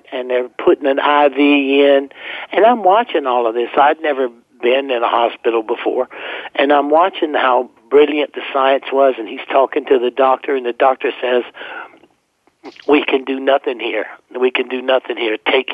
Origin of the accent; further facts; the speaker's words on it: South Carolina, United States; I grew up in South Carolina